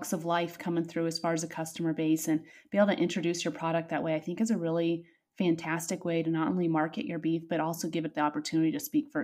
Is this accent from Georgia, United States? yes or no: no; Nevada, United States; I come from Nevada